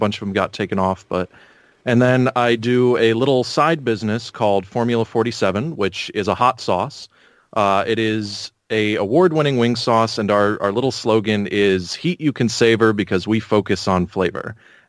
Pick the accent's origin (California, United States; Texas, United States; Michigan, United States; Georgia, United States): California, United States; So I originally grew up in on basically Edwards Air Force Base. Went to high school there.